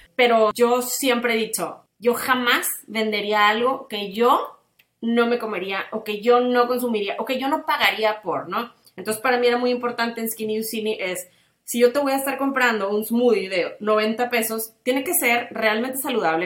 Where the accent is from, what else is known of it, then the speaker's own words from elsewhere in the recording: Tampico, Tamaulipas, Mexico; now in Monterrey, Mexico; mis amigas de toda la vida sí viven aquí algunas, pero pues todos somos de Tampico